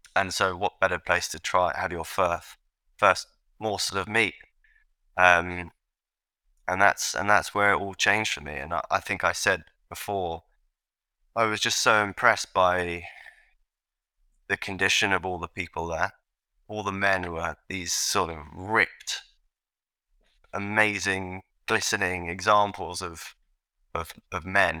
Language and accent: English; London, United Kingdom; I grew up in London, England